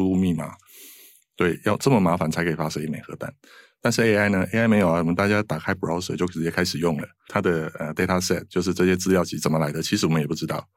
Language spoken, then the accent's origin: Chinese; southern Taiwan, Taiwan; moved away; 我是南部的小孩哦，那所以我很多的，呃，同学啊，都在南部，然后以前我是念建筑